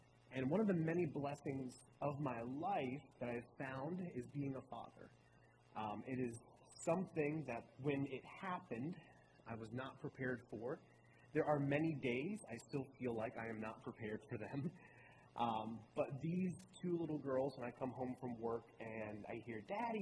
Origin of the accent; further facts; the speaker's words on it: Baltimore, Maryland, United States; moved away as an adult; also born or lived in North Carolina; now in Roanoke Rapids, United States; I'm originally from Baltimore, Maryland. My family, I was born and raised in Maryland, and when I was 18 years old, I left